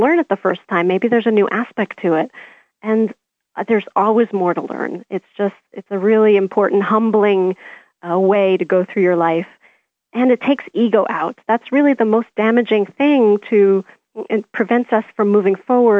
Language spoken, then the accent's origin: English; Canada; I'm Canadian.